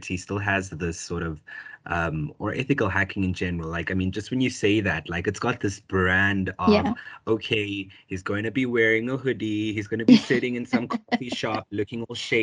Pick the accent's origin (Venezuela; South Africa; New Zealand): South Africa; born or raised there